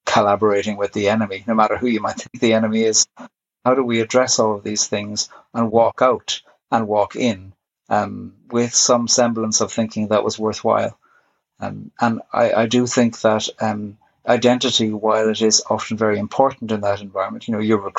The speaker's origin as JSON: {"language": "English", "country": "Ireland", "said": "I am Irish. I was brought up Catholic"}